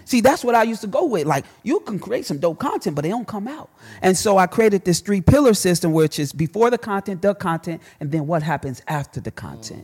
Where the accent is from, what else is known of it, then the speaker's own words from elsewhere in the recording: Chicago, Illinois, United States; I'm a kid from Chicago. My daddy got killed when I was one.